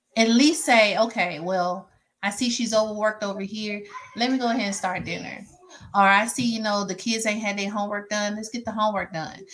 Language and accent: English; Mississippi, United States; now in Georgia, United States; I live in Georgia, but I'm from Mississippi